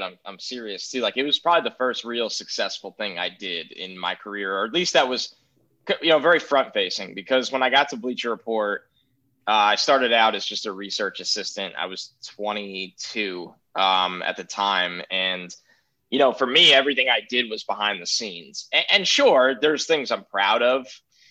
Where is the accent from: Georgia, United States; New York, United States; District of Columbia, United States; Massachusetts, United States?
New York, United States; I'm from New York